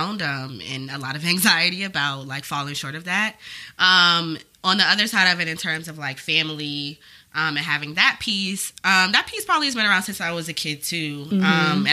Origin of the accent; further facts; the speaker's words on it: Hampton, Virginia, United States; moved away as an adult; also born or lived in Washington, D.C.; now in New York, United States; I'm from Virginia. I'm from Hampton